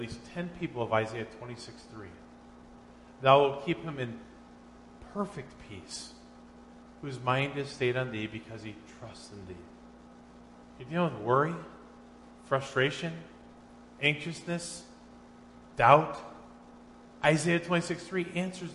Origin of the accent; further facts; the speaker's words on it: Minnesota, United States; I was in junior high, growing up in Minnesota